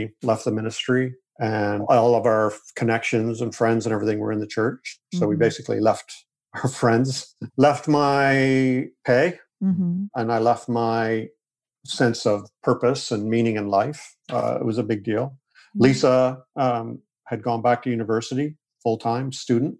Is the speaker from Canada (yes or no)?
yes; Canada; moved away as an adult; also born or lived in Springfield, Missouri; I'm Canadian